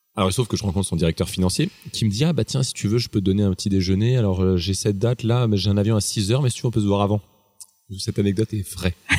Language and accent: French; Strasbourg, Grand Est, France; moved away; je suis alsacien, je viens de Strasbourg, qui est une ville où la bouffe est très importante.